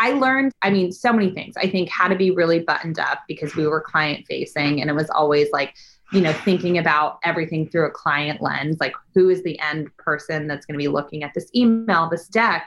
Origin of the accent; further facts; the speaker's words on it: Bay Area, California, United States; now in Los Angeles, United States; I'm actually originally from the Bay Area, a suburb an hour south of San Francisco